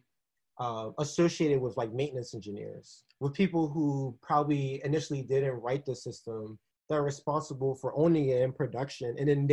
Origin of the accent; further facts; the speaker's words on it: East Coast, United States; also born or lived in Texas; My mom was originally from Texas, but I'm from the East Coast and just decided to kind of come back to just be here with my East Coast people.